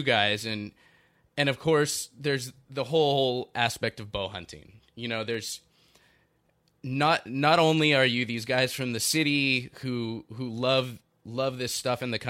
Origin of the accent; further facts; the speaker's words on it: Southern California, United States; I grew up in Southern California and in Orange County in Long Beach in L.A. You know, it's where I grew up